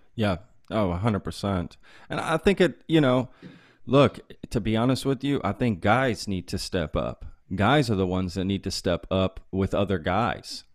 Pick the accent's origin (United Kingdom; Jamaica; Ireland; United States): United States; Texas; growing up in Texas is maybe what made me who I am today